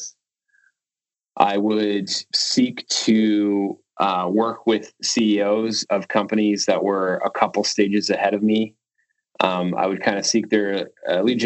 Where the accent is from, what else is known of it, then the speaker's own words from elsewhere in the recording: Canada; being Canadian